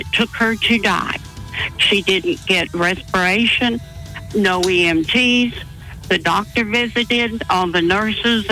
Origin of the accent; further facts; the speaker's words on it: Toronto, Ontario, Canada; moved away as an adult; I'm from Toronto